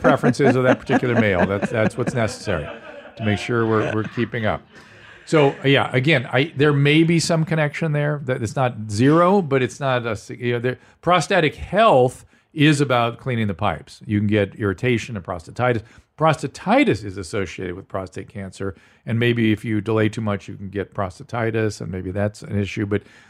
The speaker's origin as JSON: {"language": "English", "region": "Buenos Aires", "country": "Argentina", "second_language": "English", "said": "Sorry if my English is not the best. I'm from Buenos Aires, Argentina."}